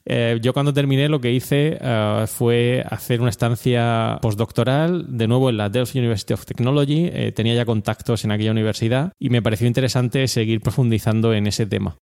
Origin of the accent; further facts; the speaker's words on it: Orihuela, Valencian Community, Spain; accent: mixture of accents; moved away; also born or lived in Granada / Murcia; Yo soy oriundo de Granada, aunque viví prácticamente toda, mi infancia en, Orihuela, en, la Vega Baja de Alicante